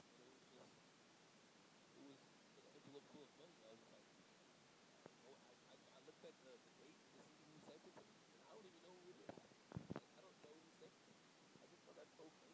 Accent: Broward County, Florida, United States; I'm from Broward County

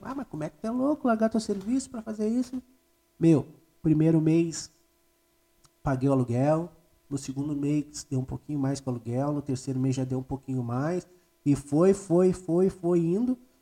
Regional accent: Gravataí, Rio Grande do Sul, Brazil; also born or lived in Cachoeirinha; Eu me criei em Gravataí, em Cachoeirinha

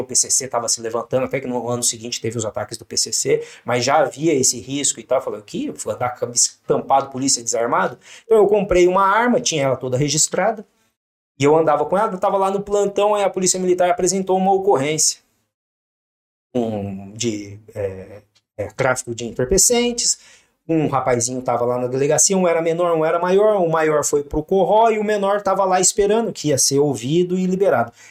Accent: São José dos Campos, São Paulo, Brazil; also born or lived in Cosmópolis; Eu nasci em Cosmópolis, mas vim é, perto de Campinas, vim para cá, para São José, com 5, 6 anos de idade.

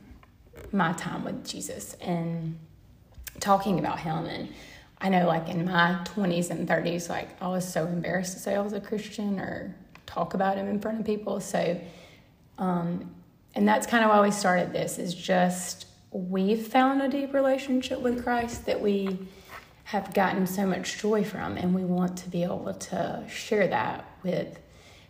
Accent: the South, United States; me growing up down in the South

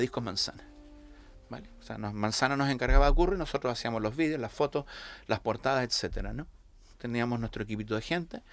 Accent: Santiago, Santiago Metropolitan Region, Chile; moved away as an adult; also born or lived in La Laguna, Canary Islands, Spain; now in Canary Islands, Spain; yo nací en Santiago de Chile, estuve allí hasta, terminé la licenciatura a los 21 años

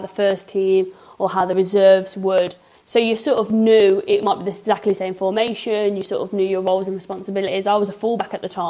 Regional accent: Coventry, West Midlands, United Kingdom; I've been born and raised in Coventry

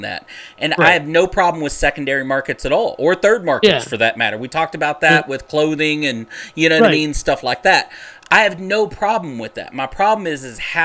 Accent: Dallas, Texas, United States; I grew up in South Dallas

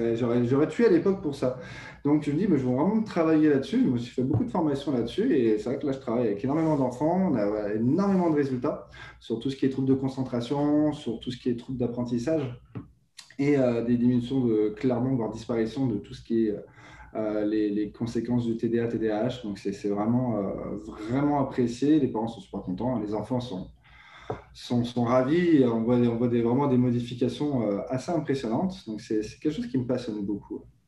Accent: France; moved away as an adult; now in Quebec, Canada; je suis français euh, français immigré au Canada depuis maintenant plus de deux ans.

